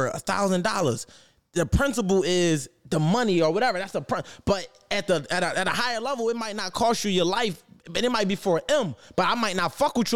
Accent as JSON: {"language": "English", "town": "Philadelphia", "region": "Pennsylvania", "country": "United States", "tie": "born or raised there", "also_born_or_lived": "Atlanta", "moved": "as an adult"}